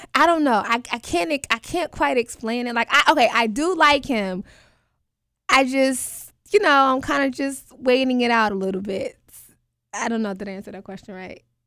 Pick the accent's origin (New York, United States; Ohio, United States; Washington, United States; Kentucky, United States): New York, United States; now in Atlanta, United States; I currently live in Atlanta, Georgia, but I'm from New York, up top